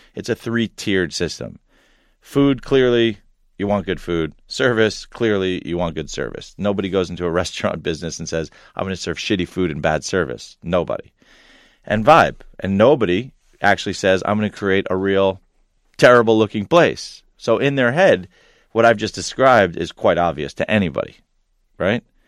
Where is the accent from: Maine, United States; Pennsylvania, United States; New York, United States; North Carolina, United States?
New York, United States; Long Island; also born or lived in Ithaca, New York; I was a Long Island kid, grew up there